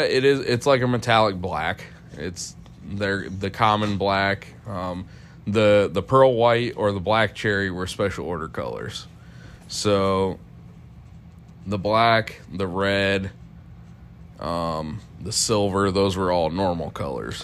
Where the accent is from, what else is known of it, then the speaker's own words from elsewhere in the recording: Ohio, United States; I'm from Ohio. It it sucks.